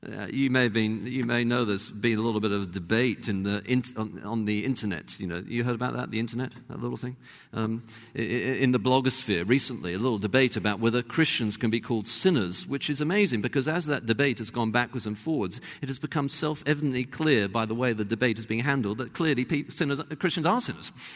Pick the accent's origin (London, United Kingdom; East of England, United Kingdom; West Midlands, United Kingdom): London, United Kingdom; accent: English; moved away as an adult; now in United States; was from the same kind of part of London. But also, having been in America by then for about 10 years